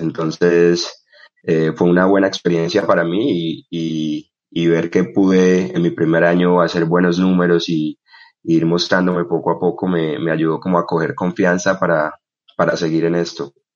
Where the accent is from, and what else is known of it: Bucaramanga, Santander, Colombia; born or raised there; also born or lived in Barrancabermeja, Colombia